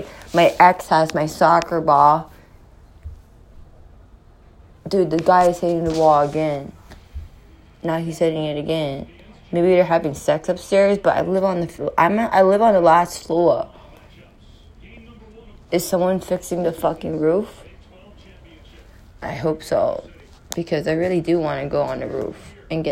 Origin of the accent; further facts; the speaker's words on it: California, United States; now in New York City, United States; I'm not from Texas, I'm from California. But I live in New York City.